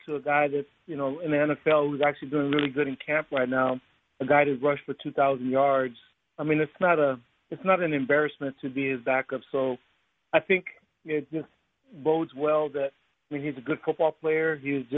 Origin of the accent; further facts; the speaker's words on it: La Jolla, California, United States; I grew up in La Jolla, which is predominantly, you know, LDS